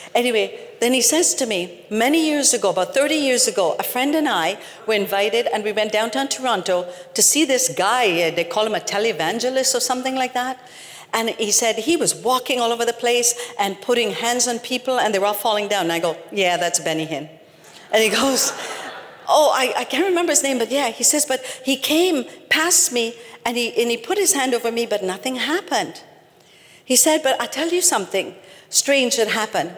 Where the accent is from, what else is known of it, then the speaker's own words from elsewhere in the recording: Trinidad & Tobago; I'm from Trinidad